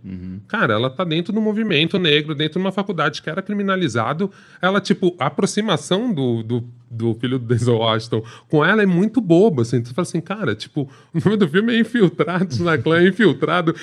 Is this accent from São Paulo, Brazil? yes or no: yes; São Paulo, Brazil; sou paulistano